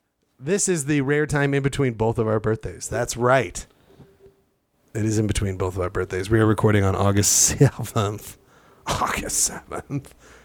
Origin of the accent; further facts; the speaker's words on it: East Coast, United States; Oh, no, I'm sorry. I'm from the East Coast.